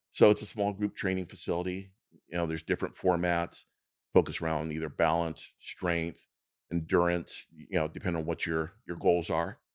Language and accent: English; Long Beach, California, United States; Here, right here in Long Beach. I'm local